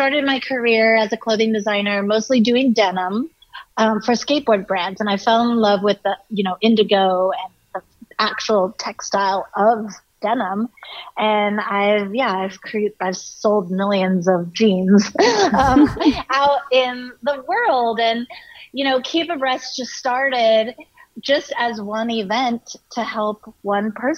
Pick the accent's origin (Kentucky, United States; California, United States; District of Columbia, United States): California, United States; San Diego; I grew up in Southern California in San Diego